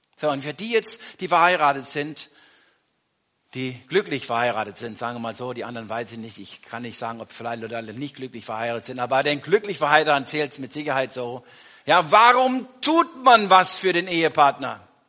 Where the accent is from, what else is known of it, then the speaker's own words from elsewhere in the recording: Germany; wir als Deutsche